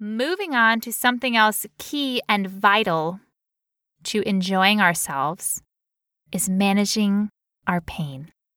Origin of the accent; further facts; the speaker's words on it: United States; I'm American